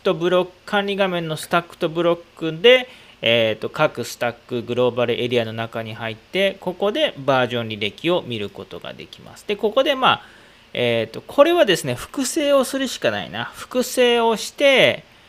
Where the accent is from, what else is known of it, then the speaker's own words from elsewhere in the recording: Aichi, Japan; 僕、愛知県民なんで